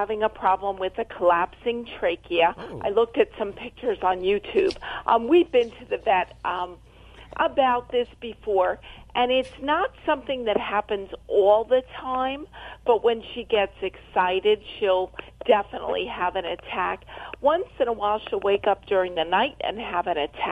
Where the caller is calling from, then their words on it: Adamstown, Pennsylvania, United States; I'm calling from Adamstown, Pennsylvania